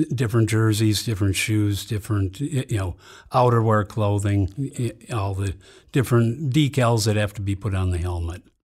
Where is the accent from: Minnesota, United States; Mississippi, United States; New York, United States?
Minnesota, United States; Saint Paul; I grew up in Saint Paul.